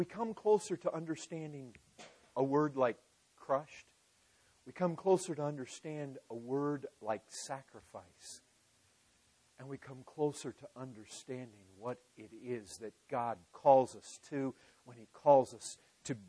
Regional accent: United States; growing up in America

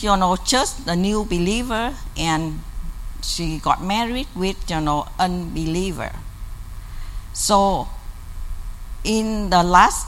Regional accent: South Vietnam, Vietnam; moved away; I come from South Vietnam

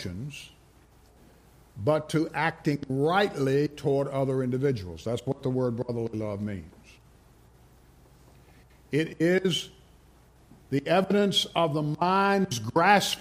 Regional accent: Rustburg, Virginia, United States; I grew up in Rustburg

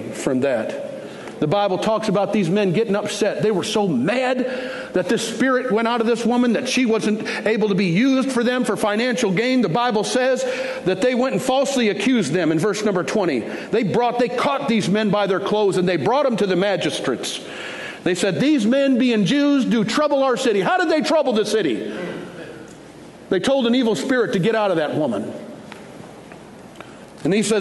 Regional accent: Detroit, Michigan, United States; now in Fort Worth, United States; I grew up in Detroit

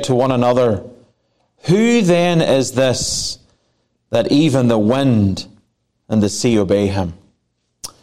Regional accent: Ireland; now in Placerville, United States; I am Irish.

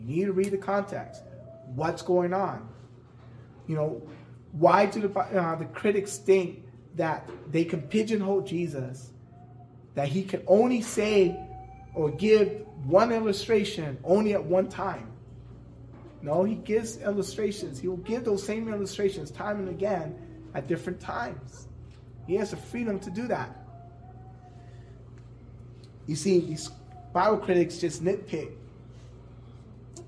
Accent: San Francisco, California, United States; also born or lived in East Coast; now in Las Vegas, United States; I grew up in San Francisco

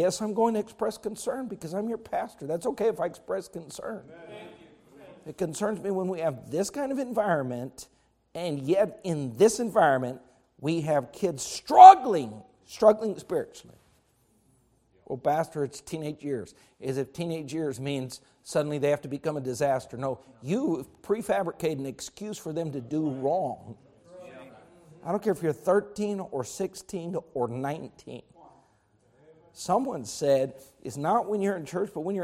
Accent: United States; I'm an American

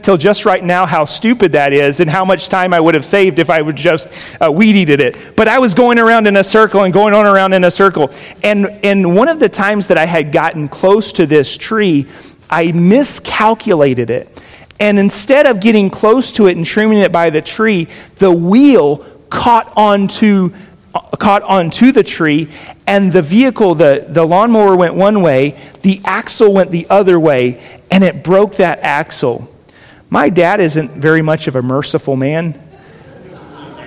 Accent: Jacksonville, Florida, United States; now in Las Vegas, United States; we grew up on a 4-acre parcel of property in Florida where I grew up in Jacksonville

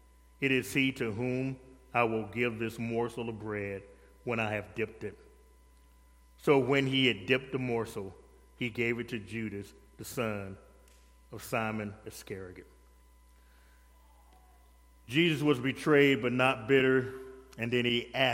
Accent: the South, United States; I'm from the South

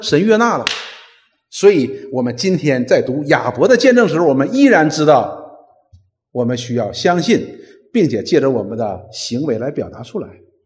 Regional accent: China; 我们中国人

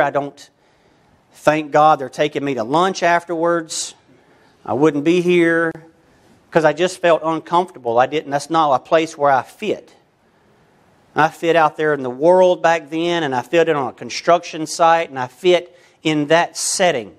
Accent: United States; I'm American

